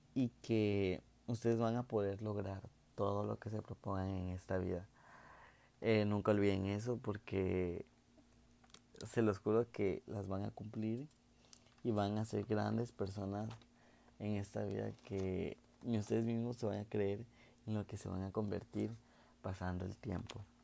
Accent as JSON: {"language": "Spanish", "country": "Mexico", "said": "soy un chico de México"}